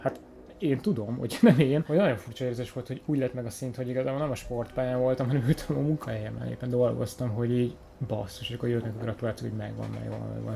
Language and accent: Hungarian; Hungary; magyar vagyok